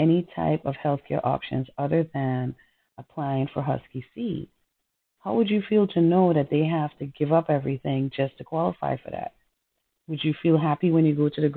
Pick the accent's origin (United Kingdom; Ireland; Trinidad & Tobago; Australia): Trinidad & Tobago; moved away; I'm from Trinidad.